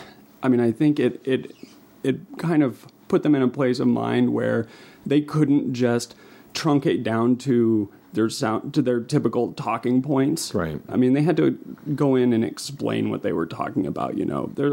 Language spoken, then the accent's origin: English; West Texas, United States; also born or lived in New Mexico / Seattle / Alaska; now in Helena, United States; I'm from New Mexico, or and West Texas is where I grew up